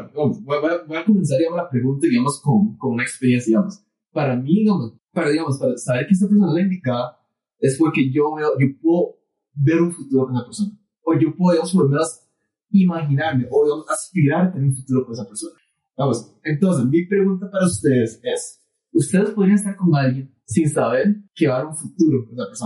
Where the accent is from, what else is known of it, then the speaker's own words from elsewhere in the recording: Costa Rica; todos somos tricos ticos acá